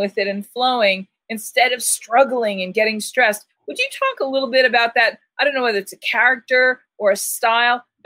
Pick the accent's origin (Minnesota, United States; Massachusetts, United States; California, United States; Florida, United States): Massachusetts, United States; Boston; now in Tucson, United States; I'm from Boston. I'm from the Northeast. I'm a mouthy broad